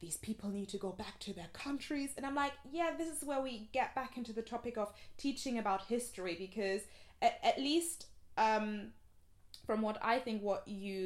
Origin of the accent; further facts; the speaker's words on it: Germany; moved away; I grew up in Germany in a very, like, white area, predominantly white area